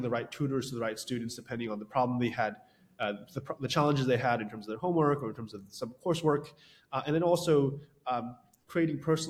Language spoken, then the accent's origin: English; Westchester, New York, United States; I grew up in Westchester, New York